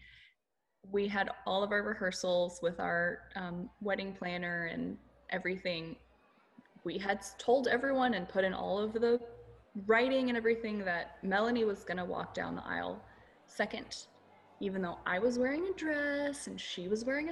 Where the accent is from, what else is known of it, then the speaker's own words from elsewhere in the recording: Nashville, Tennessee, United States; now in Houston, United States; I am originally from Nashville